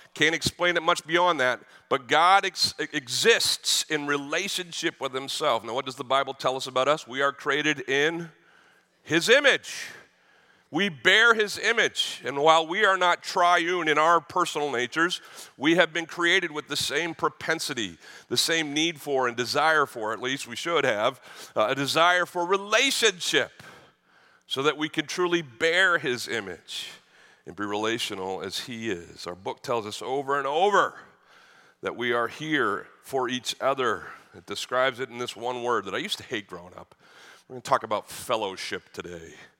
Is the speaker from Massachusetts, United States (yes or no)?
yes; Boston, Massachusetts, United States; I grew up in Boston